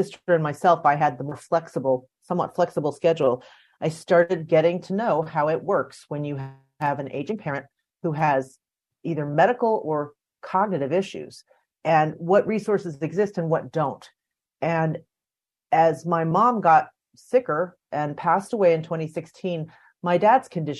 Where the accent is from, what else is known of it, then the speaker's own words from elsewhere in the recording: United States; I grew up outside Washington, D.C. in the suburbs